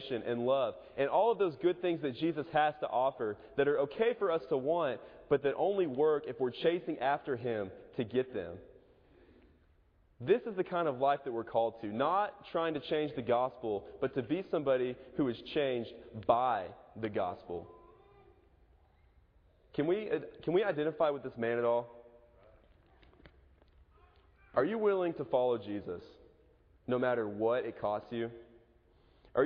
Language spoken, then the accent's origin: English; Edmond, Oklahoma, United States; moved away; Moore's about 30 minutes away from my hometown, Edmond